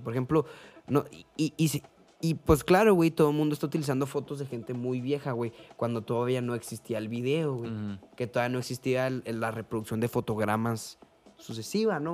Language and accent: Spanish; Mexico; yo soy mexicano